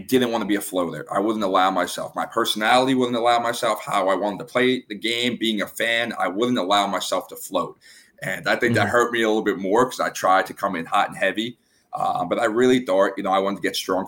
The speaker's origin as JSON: {"language": "English", "town": "New York City", "region": "New York", "country": "United States", "moved": "as an adult", "lives_now": "South Florida, United States", "said": "I'm from Staten Island, New York. I'm living down in South Florida"}